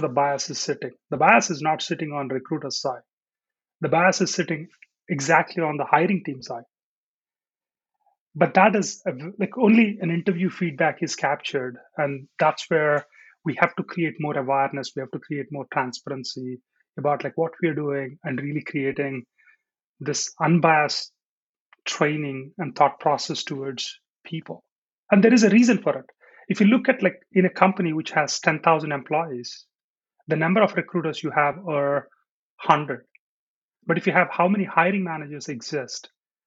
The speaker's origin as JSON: {"language": "English", "country": "India", "tie": "born or raised there", "moved": "as an adult", "lives_now": "United States", "said": "I'm born in India. I grew up in India for my first 20 years, and then I moved to US, and I've been here for the last 20."}